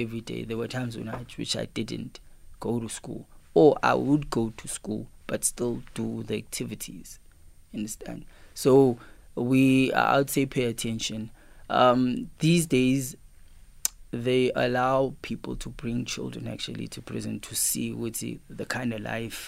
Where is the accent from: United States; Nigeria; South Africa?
South Africa; Cape Town, Western Cape; also born or lived in Pietermaritzburg, KwaZulu-Natal; growing up in Cape Town, in a location called Lower Crossroad in Philippi East, I grew up in a location which had negative and positive people